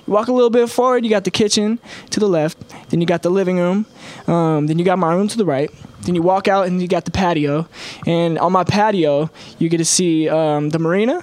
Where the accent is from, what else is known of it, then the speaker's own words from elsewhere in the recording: Belleville, Illinois, United States; now in Los Angeles, United States; Skyview is a drive-in movie theater in my hometown